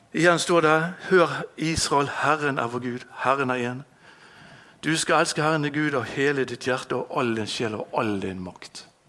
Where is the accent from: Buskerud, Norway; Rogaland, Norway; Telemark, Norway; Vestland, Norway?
Vestland, Norway; Bergen; Jeg er født her i Bergen, på Landås